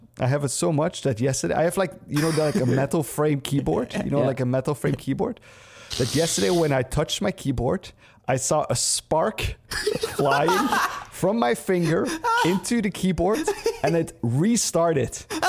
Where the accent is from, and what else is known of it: Canada